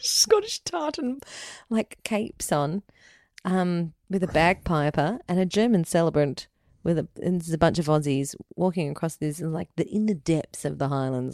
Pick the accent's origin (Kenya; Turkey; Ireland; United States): Ireland; we're Irish